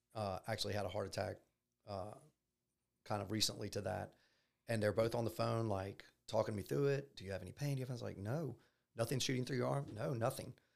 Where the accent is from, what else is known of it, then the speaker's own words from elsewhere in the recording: Baton Rouge, Louisiana, United States; I'm from Baton Rouge. Um, I grew up here